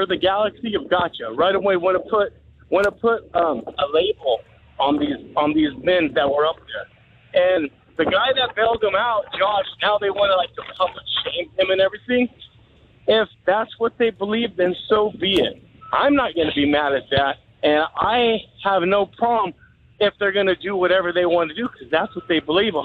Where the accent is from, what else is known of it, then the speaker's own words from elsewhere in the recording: Southern California, United States; moved away; I'm a southerner from California.